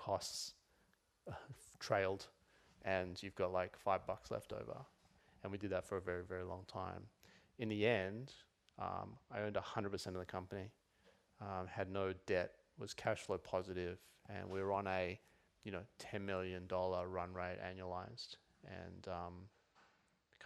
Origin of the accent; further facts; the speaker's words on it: Sydney, New South Wales, Australia; moved away as an adult; also born or lived in Los Angeles; now in Melbourne, Australia; So, 03, I moved from Sydney to Melbourne, moved to a one-bedroom apartment, and first time out of home.